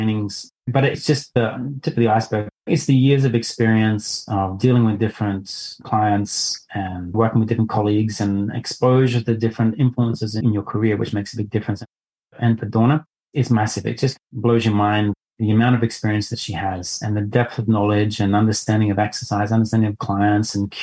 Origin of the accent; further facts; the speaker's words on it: Lismore, New South Wales, Australia; moved away as an adult; also born or lived in Thailand; now in Singapore; I was born in Lismore, actually, and my mum went to Corndale School